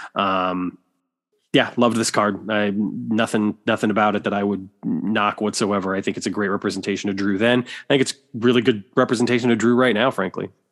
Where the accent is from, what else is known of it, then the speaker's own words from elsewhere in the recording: Waterloo, Iowa, United States; my hometown of Waterloo, Iowa